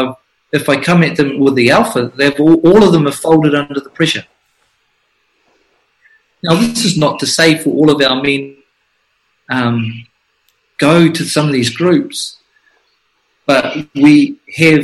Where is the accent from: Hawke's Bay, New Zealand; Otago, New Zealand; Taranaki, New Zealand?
Hawke's Bay, New Zealand; Flaxmere; I'm from Flaxmere, where people were tomahawked, murdered, where my mother was beaten, and where I spent most of my youth fighting for survival